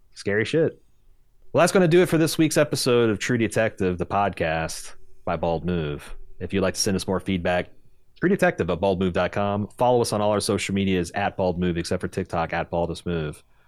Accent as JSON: {"language": "English", "country": "United States", "said": "as an American."}